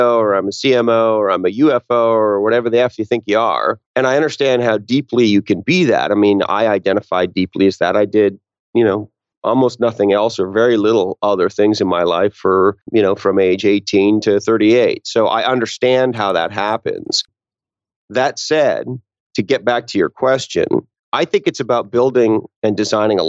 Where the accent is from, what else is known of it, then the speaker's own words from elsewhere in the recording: Canada; moved away as an adult; now in Silicon Valley, United States; I grew up in Canada and moved to Silicon Valley